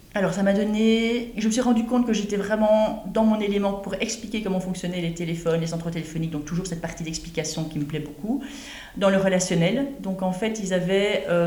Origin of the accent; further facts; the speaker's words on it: Brussels, Brussels-Capital Region, Belgium; also born or lived in Ronquières; j'habitais à Bruxelles quand j'étais jeune